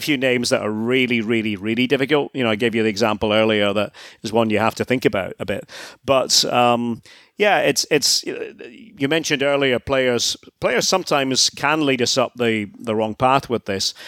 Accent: Scotland, United Kingdom; moved away as an adult; spent a lot of time in my home country, Scotland, broadcasting.

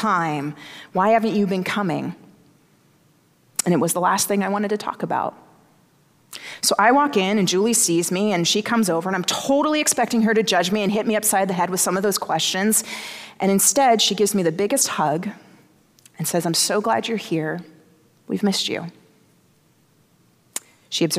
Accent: the South, United States; I grew up in the South

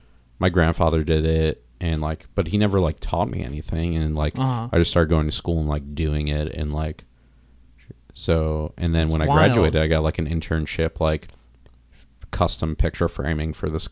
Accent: Long Island, New York, United States; also born or lived in New Jersey; No, I was born in New York City, Mount Sinai Hospital.

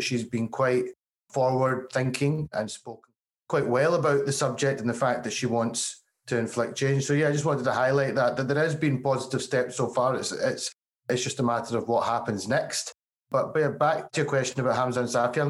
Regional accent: Glasgow, Scotland, United Kingdom; accent: Glasgow; you can tell by my accent, Glasgow, born and bred, I'm very much Scottish

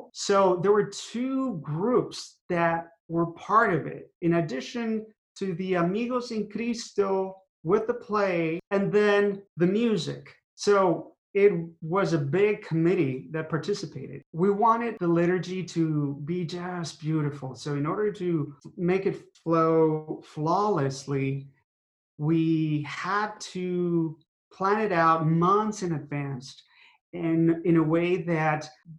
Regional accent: Mexico; moved away; I was raised in Mexico, where Our Lady of Guadalupe appeared.

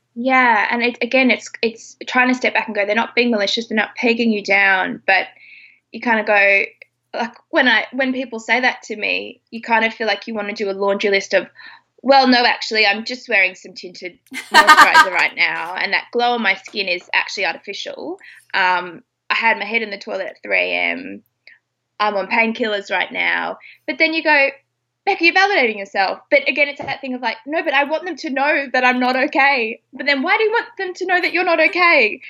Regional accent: Australia; I'm Australian

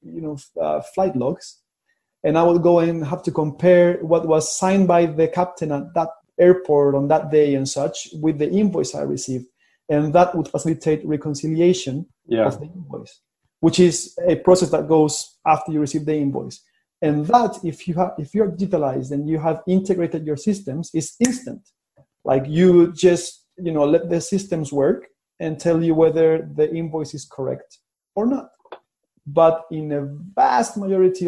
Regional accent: Chile; moved away; I'm from Chile, which is like in the bottom of Latin America

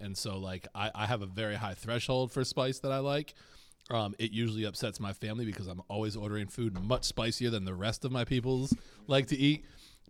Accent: Rhode Island, United States; moved away; I grew up in New England, so like that's always a part of everything for the most part. I'm trying to think about like where I grew up in Rhode Island.

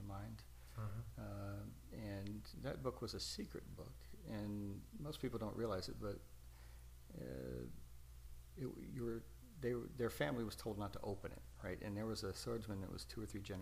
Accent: United States; I'm an American

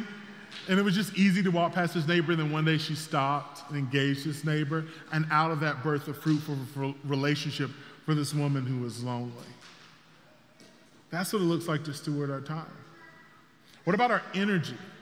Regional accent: South Carolina, United States; moved away as an adult; also born or lived in Fort Mill, South Carolina; I grew up in South Carolina, but I moved here from just outside Charlotte, a place called Fort Mill.

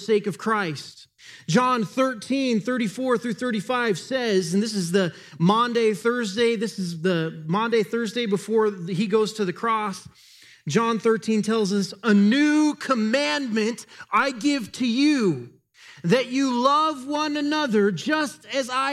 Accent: United States; we as an American culture

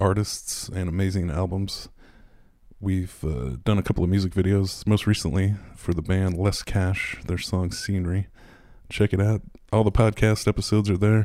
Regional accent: San Francisco, California, United States; moved away; also born or lived in Minneapolis / Portland; I dropped out of high school in San Francisco.

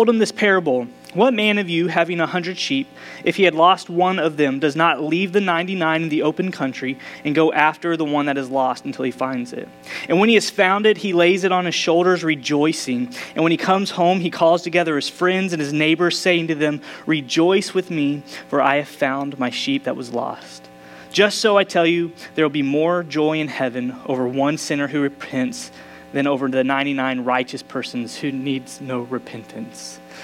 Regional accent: Dallas, Texas, United States; moved away; I'm originally from Dallas

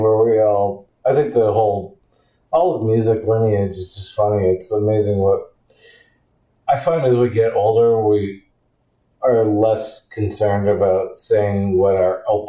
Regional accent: New Hampshire, United States; I grew up in New Hampshire, so that stuff was all around me.

